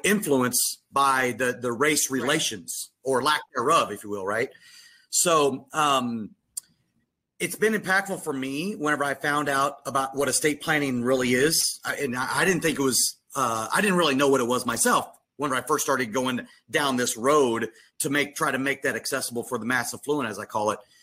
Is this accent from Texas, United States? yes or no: no; Little Rock, Arkansas, United States; growing up in Little Rock, Arkansas